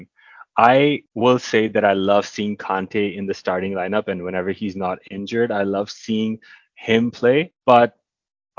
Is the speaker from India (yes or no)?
yes; India; moved away; back in my hometown in India